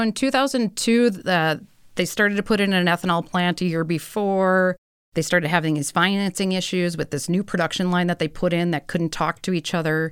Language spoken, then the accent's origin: English; Milwaukee, Wisconsin, United States; moved away as an adult; also born or lived in Minnesota; I grew up in Milwaukee.